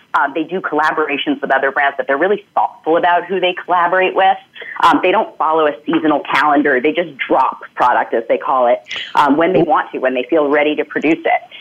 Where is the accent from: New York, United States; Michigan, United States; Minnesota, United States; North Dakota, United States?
New York, United States; as a New Yorker